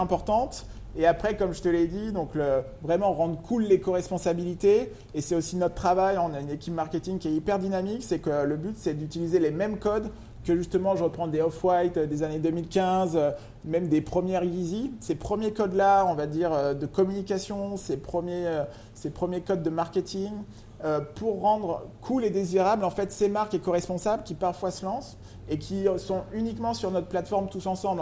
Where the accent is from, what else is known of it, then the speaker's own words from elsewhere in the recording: Lyon, Auvergne-Rhône-Alpes, France; moved away as an adult; also born or lived in New York / Paris; je suis originaire de Lyon